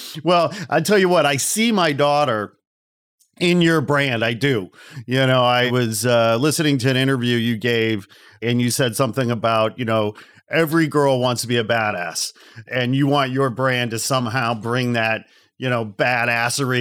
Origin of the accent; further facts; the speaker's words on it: the Midwest outside Chicago, Illinois, United States; I'm from the Midwest outside Chicago